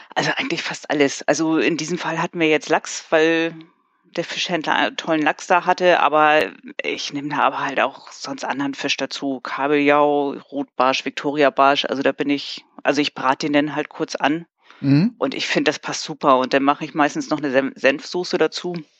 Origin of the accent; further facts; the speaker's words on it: Hamburg, Germany; ich komme aus Hamburg